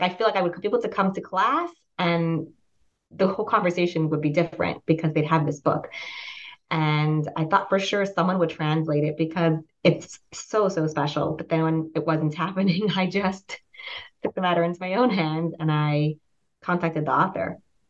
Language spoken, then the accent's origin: English; Pittsburgh, Pennsylvania, United States; I grew up in the States, moved around a lot as a child, but I spent most of my childhood years in Pittsburgh, Pennsylvania.